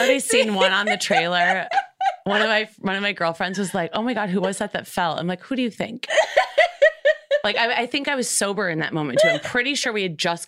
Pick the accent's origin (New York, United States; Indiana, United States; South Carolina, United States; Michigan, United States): Michigan, United States; now in Los Angeles, United States; I'm from Michigan